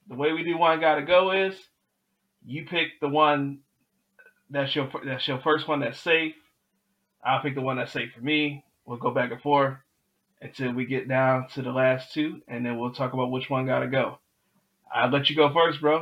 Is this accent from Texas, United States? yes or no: no; Detroit, Michigan, United States; moved away; I grew up in Detroit. I grew up with Great White Castle